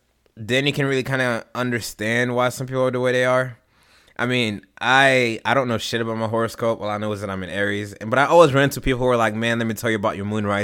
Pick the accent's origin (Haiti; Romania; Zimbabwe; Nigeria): Haiti; Man, I moved around a whole lot. Shoot, bro. I've lived overseas. I don't even really know where to start with this. Like, where did I grow up? I've grown up in Haiti.